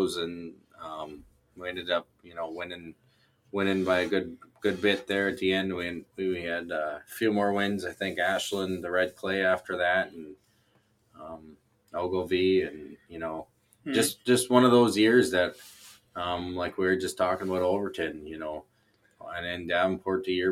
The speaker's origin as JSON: {"language": "English", "country": "Canada", "said": "I'm Canadian."}